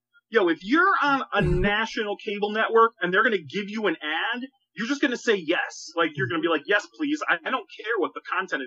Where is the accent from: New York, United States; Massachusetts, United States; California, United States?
Massachusetts, United States; Boston; now in Chicago, United States; I'm in Chicago now, but I'm originally from New England and Boston